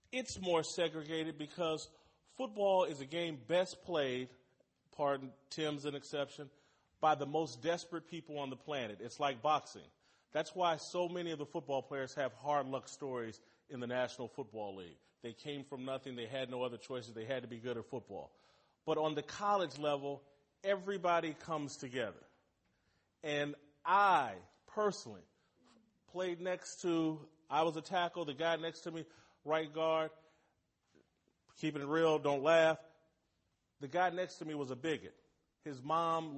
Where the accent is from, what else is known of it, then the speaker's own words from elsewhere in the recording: United States; We're American